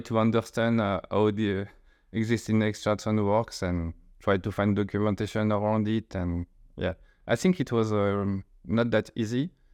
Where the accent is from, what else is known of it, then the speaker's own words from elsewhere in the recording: eastern France, France; accent: French; English is a second language; I grew up in the, uh, east of France